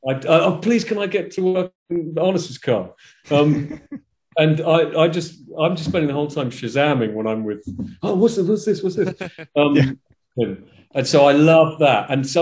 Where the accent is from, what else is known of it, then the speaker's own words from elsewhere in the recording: England, United Kingdom; I'm English playing